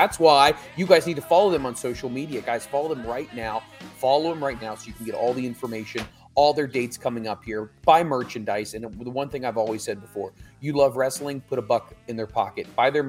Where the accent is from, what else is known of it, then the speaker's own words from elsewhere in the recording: Philippines; from the Philippines.